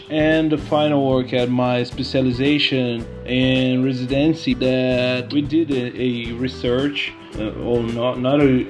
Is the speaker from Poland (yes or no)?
no; Curitiba, Paraná, Brazil; I'm from Brazil, Curitiba